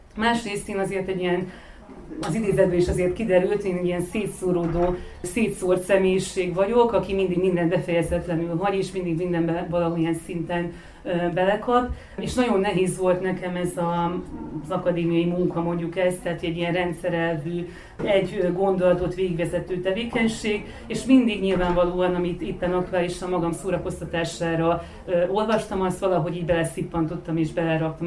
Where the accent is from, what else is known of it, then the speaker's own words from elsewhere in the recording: Vojvodina, Serbia; vajdasági származású vagyok